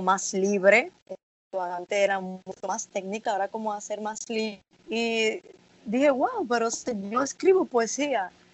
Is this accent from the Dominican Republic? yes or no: yes; Dominican Republic; aquí en Dominicana